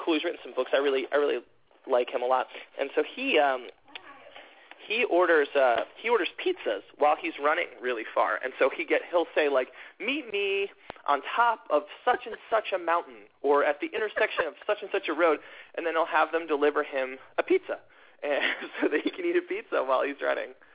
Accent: Atlanta, Georgia, United States; born or raised there; moved away

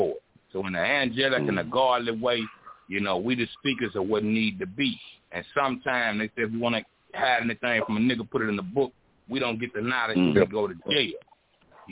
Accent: Baton Rouge, Louisiana, United States; I'm from Baton Rouge in New Orleans.

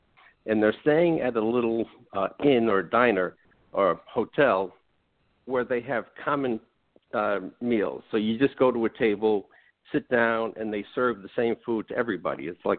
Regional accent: New York City, New York, United States; moved away as an adult; also born or lived in Rhode Island; now in Florida, United States; I came down to Florida. So I've lived more in Rhode Island than anywhere else, but I was born and raised in Brooklyn.

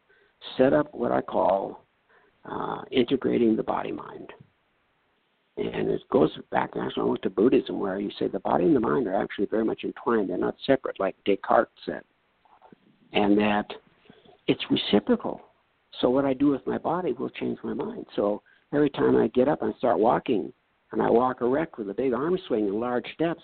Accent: North Dakota, United States; I come from North Dakota

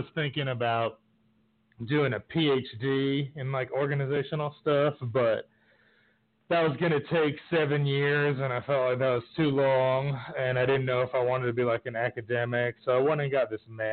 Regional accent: New York City, New York, United States; now in Texas, United States; I grew up in New York City, but I've lived in a bunch of different places. I've been in Texas probably, like, 4 or 5 years now

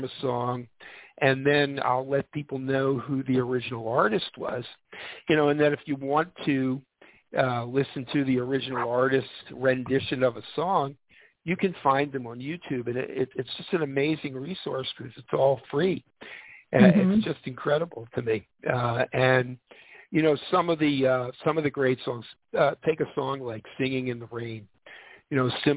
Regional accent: Philadelphia, Pennsylvania, United States; I grew up in Philadelphia.

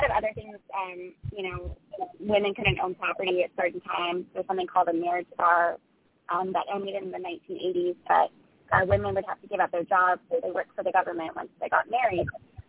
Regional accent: Ireland; born there; I was born in Ireland in the 1980s

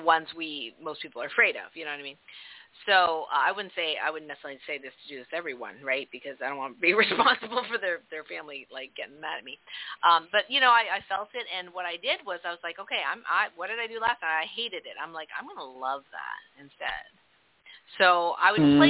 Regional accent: Canada; I'm from Canada, so we do metric

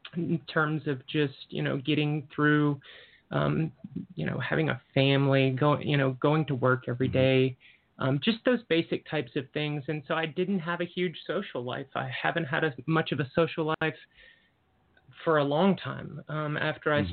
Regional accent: the South, United States; moved away as an adult; I grew up in the South

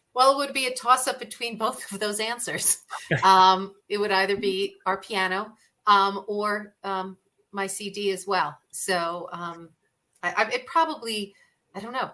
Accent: New York City, New York, United States; moved away as an adult; now in Arizona, United States; I grew up in New York City, so we went to the theater all the time

